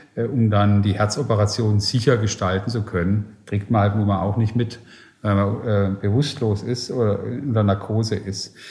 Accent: Germany; also born or lived in Silicon Valley, United States; Geografisch bin ich jetzt gerade ein bisschen auf dem Deutschland-Trip und probiere auch in meiner Heimat Innovation nach vorne zu bringen

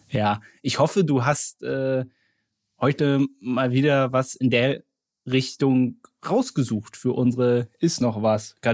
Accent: Berlin, Germany; ich war als Berliner noch nie beim BER

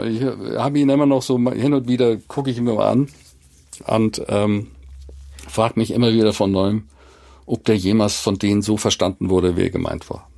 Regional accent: Basel, Basel-Stadt, Switzerland; now in Hamburg, Germany; ich bin aus Basel

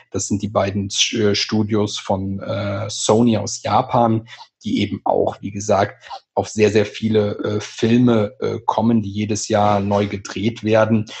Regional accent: home region of Phantasialand, North Rhine-Westphalia, Germany; aus meiner Heimat das Phantasialand

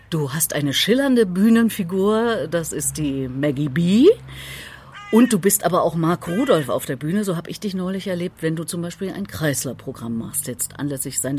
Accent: Thuringia, Germany; Ich frage dich deswegen, weil ich bin Thüringerin. Ich habe das auch wegtrainiert.

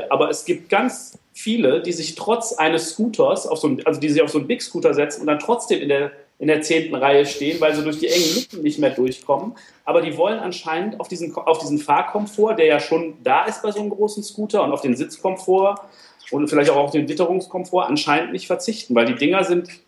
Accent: Troisdorf, North Rhine-Westphalia, Germany; ich komme äh, komm aus Troisdorf. Das ist bei, ja, eher ist es bei Bonn als bei Köln. Es liegt, es liegt genau zwischen, zwischen Köln und Bonn bisschen näher an Bonn.

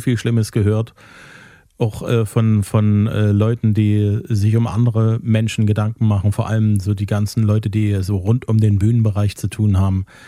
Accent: Zwickau, Saxony, Germany; Ich komme aus Zwickau

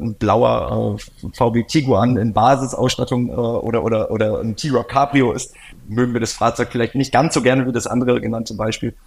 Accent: Oldenburg, Lower Saxony, Germany; Ich bin in Norddeutschland groß geworden, Oldenburger Kind

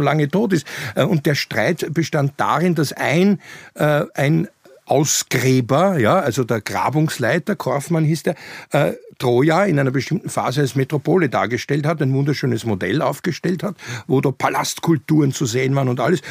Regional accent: Vienna, Austria; als du im Goldenen Kreuz in Wien gelegen bist und mit mir niederkamst äh, im August 69

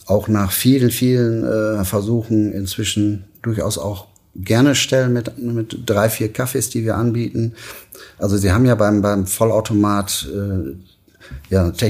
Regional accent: Münster, North Rhine-Westphalia, Germany; Ich bin Münsteraner und äh, ja, ich liebe die, die Stadt, weil die Menschen, die hier leben, äh, ein Qualitätsbewusstsein haben

